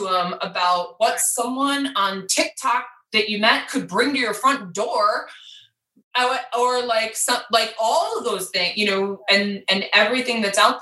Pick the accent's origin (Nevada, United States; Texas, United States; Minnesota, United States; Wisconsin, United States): Wisconsin, United States; now in Colorado, United States; I'm from Wisconsin